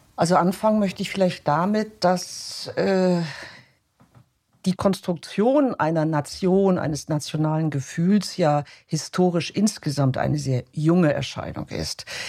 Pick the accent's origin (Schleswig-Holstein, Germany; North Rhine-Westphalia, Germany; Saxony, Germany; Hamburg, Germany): Hamburg, Germany; moved away as an adult; now in Vienna, Austria; ich bin, komme aus Deutschland, ich komme aus Hamburg